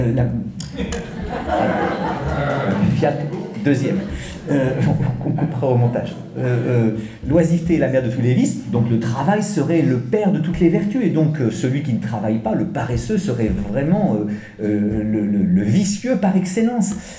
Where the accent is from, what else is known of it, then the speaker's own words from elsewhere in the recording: France; accent: French; pardonnez mon accent français